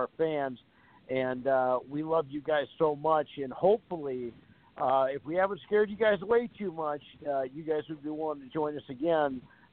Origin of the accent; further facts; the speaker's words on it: Fargo, North Dakota, United States; I'm proud of my hometown. I'm proud to call Fargo my home